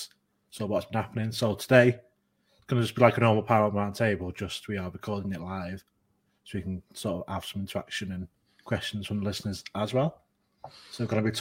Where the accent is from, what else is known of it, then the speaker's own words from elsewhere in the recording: near Liverpool, North West England, United Kingdom; I'm nearly from Liverpool